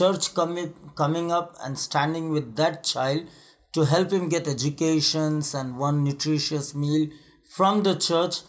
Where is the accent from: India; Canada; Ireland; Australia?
India; I am from India